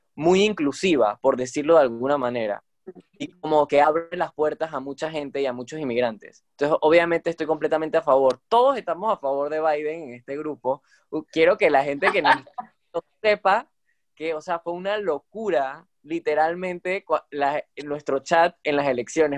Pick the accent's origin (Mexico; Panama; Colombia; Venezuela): Panama; como panameños, que aunque no todos estamos ahorita mismo en Panamá